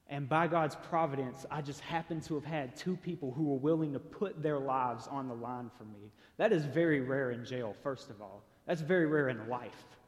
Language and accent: English; Chattanooga, Tennessee, United States; I was born and raised here in Chattanooga